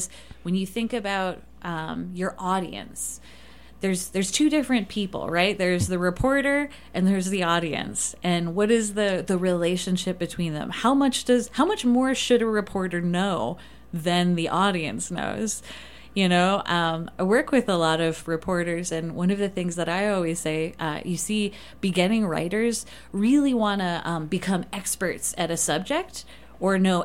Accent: Detroit, Michigan, United States; now in Moab, United States; I grew up in Detroit.

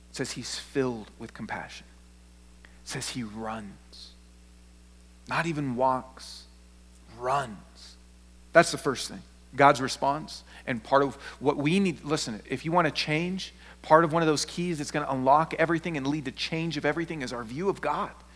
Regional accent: Seattle, Washington, United States; I'm not from the South, I'm from Seattle

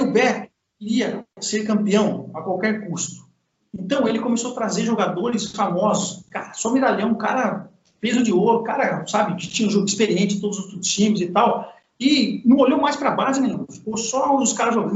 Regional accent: São Paulo, Brazil; Eu sou de São Paulo

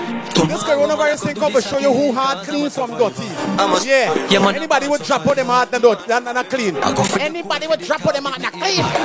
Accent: Georgetown, Demerara-Mahaica, Guyana; Me as a boy, I come from Tiger Bay.

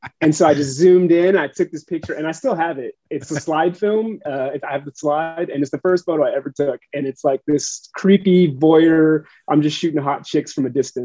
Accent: Huntington Beach, California, United States; I grew up in Huntington Beach

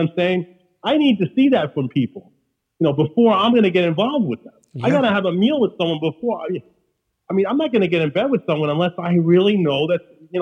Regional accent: New York City, New York, United States; accent: Queens; I'm letting my Queens accent, you know, come through, because that's part of the theater of being from New York

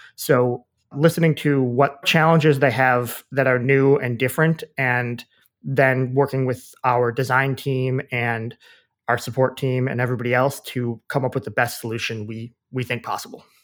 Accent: Wisconsin, United States; moved away as an adult; also born or lived in Washington, D.C.; I grew up in Wisconsin

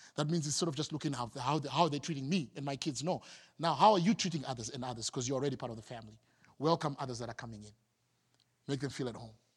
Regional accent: Harare, Zimbabwe; moved away as an adult; I'm from the capital city. I'm from Harare, and my job moved me here recently

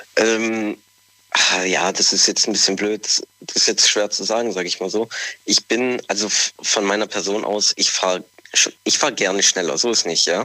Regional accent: Southern Italy, Italy; moved away; ich komme ja aus Italien, äh, vor allem gerade aus dem Süden

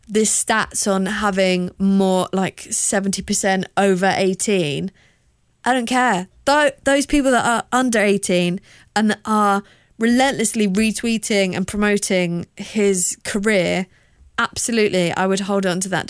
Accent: South of England, United Kingdom; accent: hybrid of like Queen versus people that live in Kent; I'm from the South.

